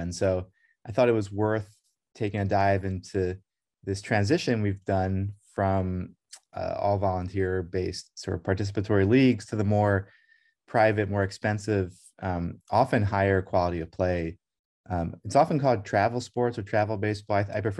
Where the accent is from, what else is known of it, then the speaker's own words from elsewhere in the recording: Brussels, Brussels-Capital Region, Belgium; When I was growing up in Brussels in the 1980s, in Belgium